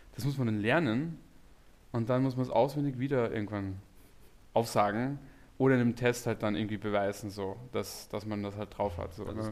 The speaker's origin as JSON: {"language": "German", "region": "Carinthia", "country": "Austria", "tie": "born or raised there", "moved": "as an adult", "lives_now": "Berlin, Germany", "said": "ich komme eigentlich aus dem Süden von Österreich, das ist direkt äh, neben Slowenien und Italien."}